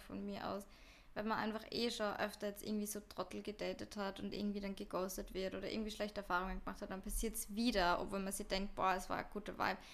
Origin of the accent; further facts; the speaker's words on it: Austria; now in Vienna, Austria; in Österreich oder irgendwie bei uns in Europa